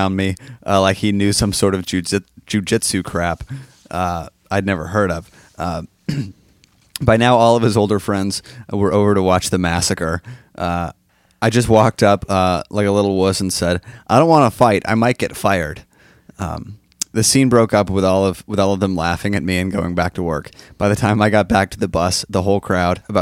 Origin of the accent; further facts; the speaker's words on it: Midwest, United States; I'm the only one from the Midwest